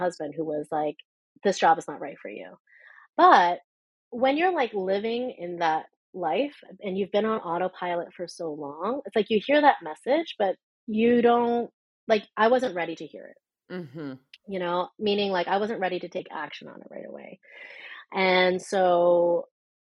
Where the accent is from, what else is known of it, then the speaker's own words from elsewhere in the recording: Canada; being a Canadian